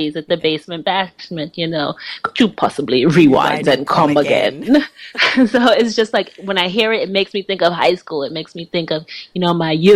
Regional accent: United States; I am American born of Caribbean heritage. My parents are from Guyana

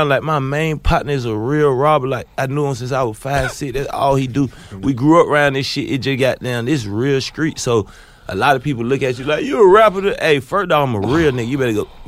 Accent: Candler Crossing, Georgia, United States; I'm from Candler Crossing, and you to be called Eagles Nest.

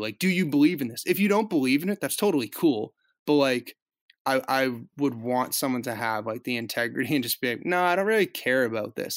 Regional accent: Boston suburbs, Massachusetts, United States; I grew up in the Boston suburbs

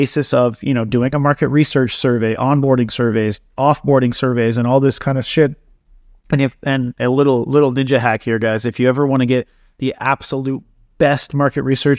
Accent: East Coast, Canada; now in Vancouver, Canada; So I moved out here to Vancouver. I was from the East Coast, much poorer though back there. Not a lot of businesses, not a lot of opportunity and shit.

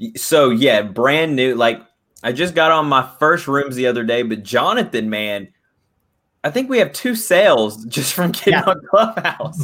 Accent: Dallas, Texas, United States; I'm from Dallas, Texas

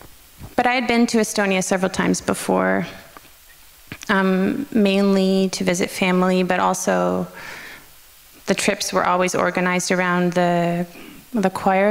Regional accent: Canada; Yeah, I guess that's maybe where I'm Canadian.

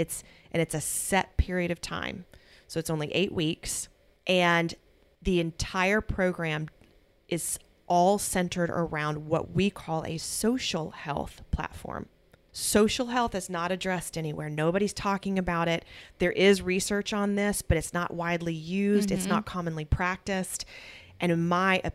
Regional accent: United States; I'm American.

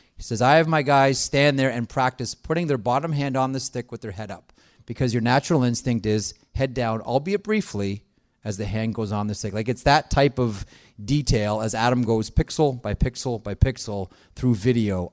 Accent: Toronto, Ontario, Canada; we both grew up in Toronto

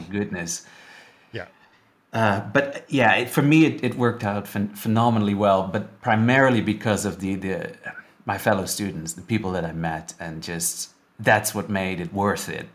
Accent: Netherlands; moved away as an adult; also born or lived in Vancouver; I'm from the Netherlands originally

